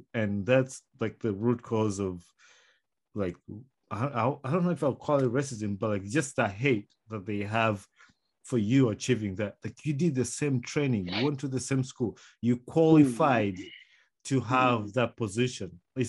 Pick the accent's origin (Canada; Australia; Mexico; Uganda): Uganda; English is a second language; now in United States; like I'm from Uganda, a third world country, but here am I in the United States working with the Americans